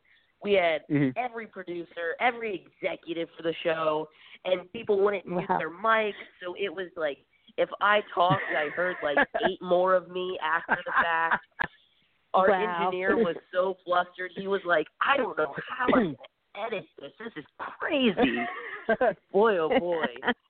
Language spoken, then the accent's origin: English; Nashville, Tennessee, United States; also born or lived in California / Missouri; I was born and raised in Nashville, Tennessee, even though raised is kind of a funny word as to where I'm from because I've been going from California, Tennessee, and Missouri my entire life.